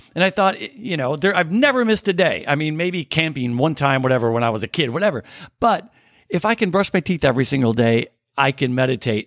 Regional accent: Southern Illinois, United States; I grew up in Southern Illinois, right on the Illinois Missouri border

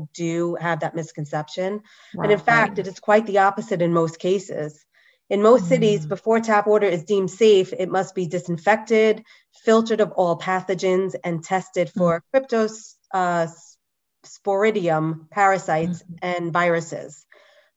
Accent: New York, United States; I grew up in New York

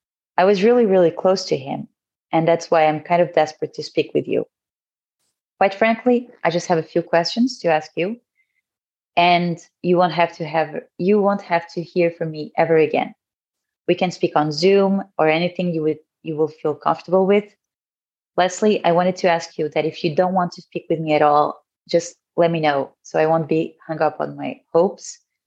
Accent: France; now in Abu Dhabi, United Arab Emirates; I'm 32. I was born and raised in France, but I currently live in Abu Dhabi with my husband and my daughter.

